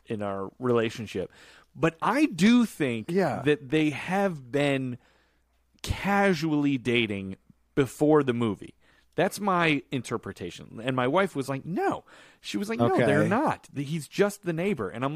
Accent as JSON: {"language": "English", "town": "Chicago", "region": "Illinois", "country": "United States", "tie": "born or raised there", "said": "When I was growing up in Chicago, I went to a church called Grace Lutheran Church."}